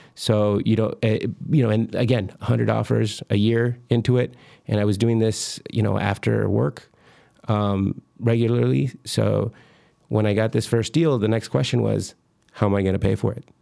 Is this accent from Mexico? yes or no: yes; Michoacán, Mexico; moved away; I'm from Michoacan. I was born in Michoacan, Mexico